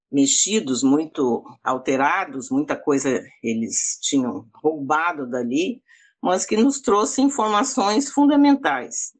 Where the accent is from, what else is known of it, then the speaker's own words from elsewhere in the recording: Porto Alegre, Rio Grande do Sul, Brazil; atualmente moro em Porto Alegre, sou, sou gaúcha, nasci aqui